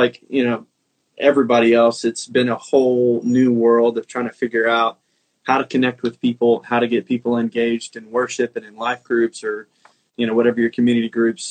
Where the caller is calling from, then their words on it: McKinney, Texas, United States; So I'm at my home in McKinney, Texas. It's kind of North Texas, North Dallas area.